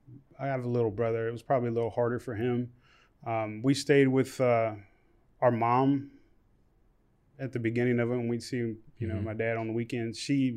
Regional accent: Shepherdstown, West Virginia, United States; I grew up in Shepherdstown, West Virginia.

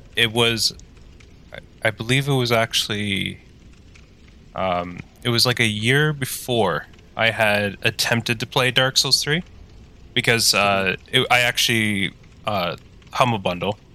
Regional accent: Tweed, Ontario, Canada; moved away as an adult; now in Ottawa, Canada; I am from the uh, great town of Tweed

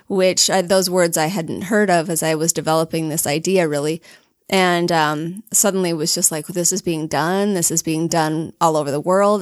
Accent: Alpine, Utah, United States; born or raised there; also born or lived in Logan, Utah

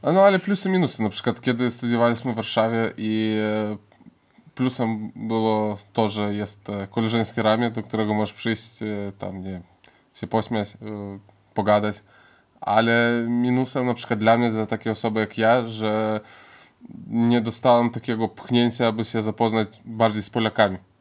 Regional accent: Lithuania; pochodzę z rodziny polskiej i żyje na Litwie

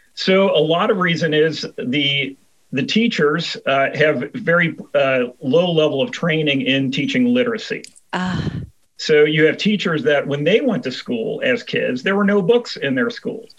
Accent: Cincinnati, Ohio, United States; I'm from Cincinnati, Ohio.

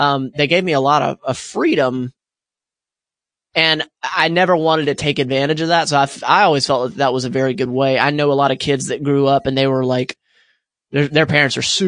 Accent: Pensacola, Florida, United States; I grew up in Pensacola, Florida

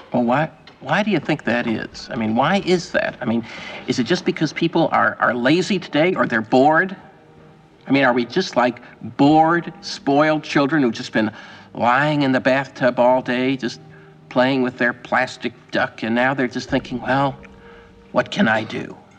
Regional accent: New York, United States; New York.

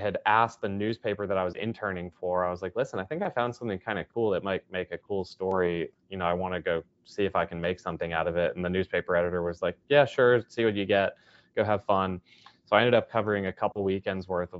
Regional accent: Charlotte, North Carolina, United States; my hometown of Charlotte is known for NASCAR

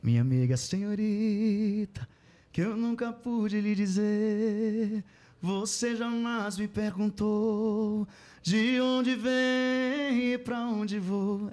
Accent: Mãe do Rio, Pará, Brazil; eu sou de Mãe do Rio, a cidade de Mãe do uhum. Rio

